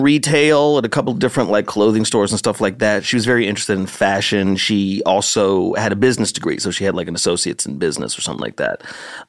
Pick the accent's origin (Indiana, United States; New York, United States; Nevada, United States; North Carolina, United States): Nevada, United States; Las Vegas; now in Los Angeles, United States; I did not like growing up in Las Vegas. Like, it's too hot, first of all.